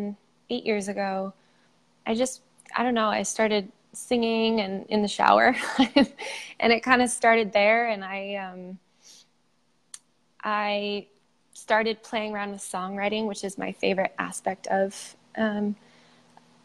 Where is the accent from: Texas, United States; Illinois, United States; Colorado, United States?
Colorado, United States; Colorado Springs; also born or lived in Utah; I was born in Utah, but I've lived most of my life in Colorado. Colorado Springs, to be exact